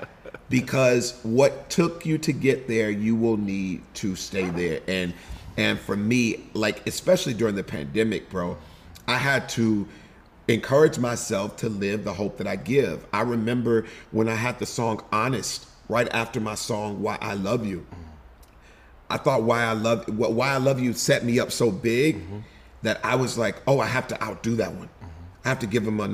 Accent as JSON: {"language": "English", "town": "Houston", "region": "Texas", "country": "United States", "tie": "born or raised there", "also_born_or_lived": "Denton, Texas / Los Angeles", "moved": "as an adult", "said": "H-Town, Houston, Texas. I was born just outside of Denton, but quickly, where my mom is from, we moved to Houston, Texas."}